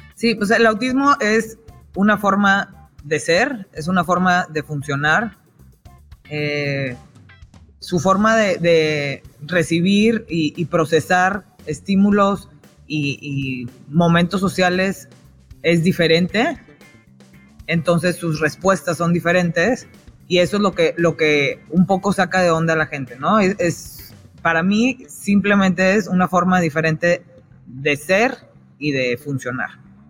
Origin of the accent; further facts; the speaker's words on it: Monterrey, Nuevo León, Mexico; moved away as an adult; viví toda mi vida en Monterrey hasta que me casé hace 13 años